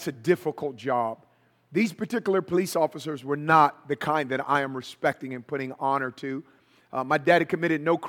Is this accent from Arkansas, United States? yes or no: no; Oakland, California, United States; I'm from Northern California. So I was born and raised in Oakland